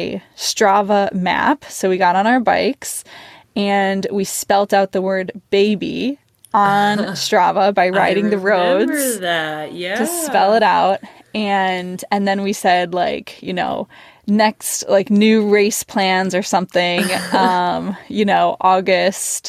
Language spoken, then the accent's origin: English; Milwaukee, Wisconsin, United States; moved away as an adult; now in Portland, United States; I'm from Milwaukee